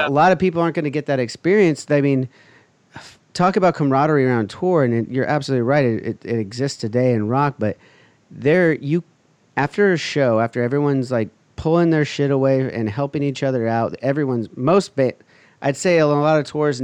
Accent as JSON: {"language": "English", "town": "Huntington Beach", "region": "California", "country": "United States", "tie": "born or raised there", "said": "I grew up here in Huntington Beach."}